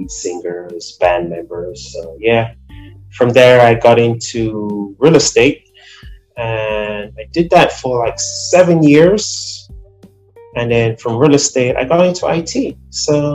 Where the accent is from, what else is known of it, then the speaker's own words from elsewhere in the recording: Nigeria; also born or lived in Brooklyn, New York; now in New Jersey, United States; I'm originally from Nigeria. I've been here for quite some time